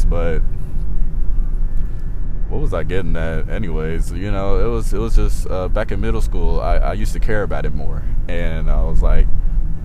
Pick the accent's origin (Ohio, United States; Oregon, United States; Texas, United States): Ohio, United States; Trotwood; I grew up a little bit outside of Dayton in a place called Trotwood